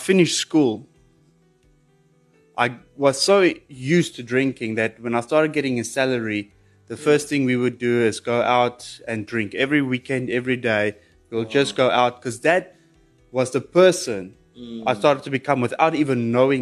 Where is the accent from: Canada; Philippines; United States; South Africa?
South Africa; Pretoria, Gauteng; I was born in Pretoria